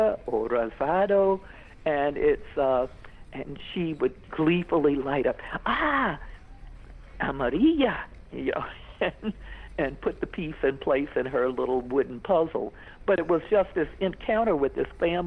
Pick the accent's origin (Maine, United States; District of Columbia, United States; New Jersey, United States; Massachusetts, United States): District of Columbia, United States; Washington; I said, from Washington, D.C., the United States